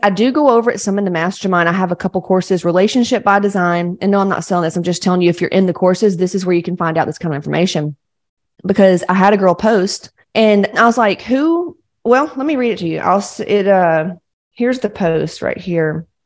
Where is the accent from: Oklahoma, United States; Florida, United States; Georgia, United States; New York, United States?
Georgia, United States; I, I grew up in Georgia, like real Southern Baptists